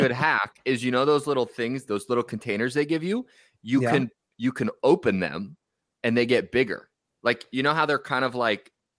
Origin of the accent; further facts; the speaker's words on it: California, United States; I grew up in California and I always tell people it's a blessing and a curse because I'm probably never going to leave.